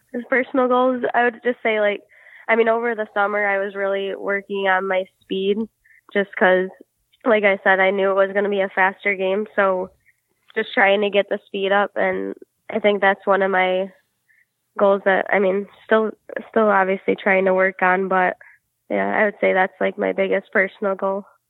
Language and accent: English; Livonia, Michigan, United States; I grew up in Livonia, Michigan, so it's like southern Michigan